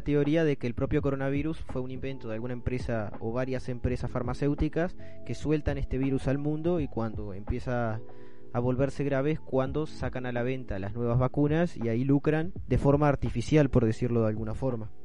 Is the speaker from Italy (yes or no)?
no; Melo, Cerro Largo, Uruguay; de la ciudad de Melo, mi ciudad natal